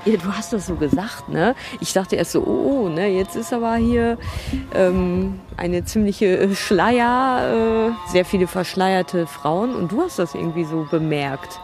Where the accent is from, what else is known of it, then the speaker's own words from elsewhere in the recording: Ruhr area, North Rhine-Westphalia, Germany; ich komme aus dem Ruhrgebiet